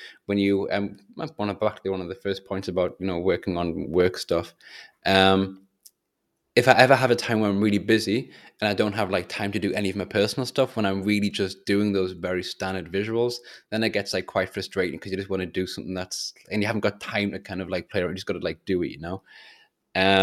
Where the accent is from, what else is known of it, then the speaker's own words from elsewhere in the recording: England, United Kingdom; I'm English